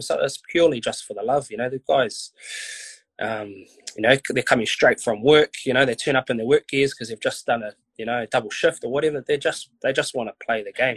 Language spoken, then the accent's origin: English; Wainuiomata, Wellington, New Zealand; I grew up in Wainui, played my junior rugby for Wainui.